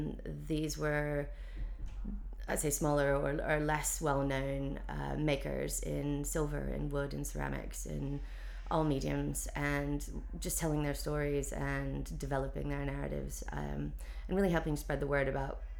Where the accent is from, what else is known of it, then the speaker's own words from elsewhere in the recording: North Carolina, United States; moved away as an adult; now in London, United Kingdom; I moved over to London from North Carolina in 2003.